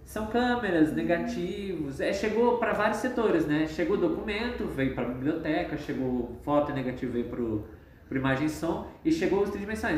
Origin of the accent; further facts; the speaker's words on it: Londrina, Paraná, Brazil; eu sou daqui de Londrina mesmo, nasci e morei aqui a maior parte da minha vida.